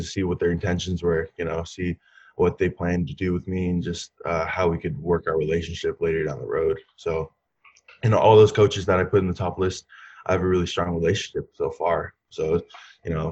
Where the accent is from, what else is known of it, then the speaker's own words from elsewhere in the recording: Southern California, United States; I was from Southern California